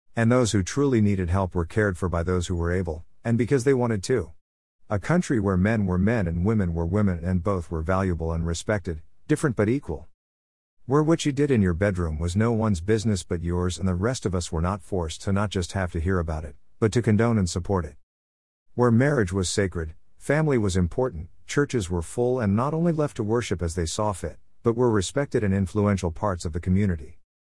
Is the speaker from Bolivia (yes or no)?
no; United States; the kind of country that I was blessed to grow up